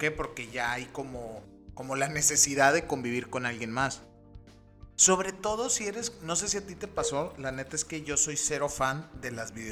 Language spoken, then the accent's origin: Spanish; Mexico; somos mexicanos